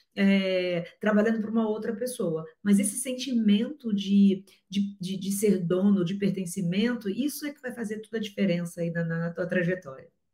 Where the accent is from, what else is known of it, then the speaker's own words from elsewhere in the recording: Rio de Janeiro, Brazil; eu sou carioca